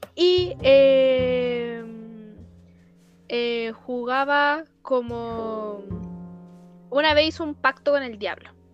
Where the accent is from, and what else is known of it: Chile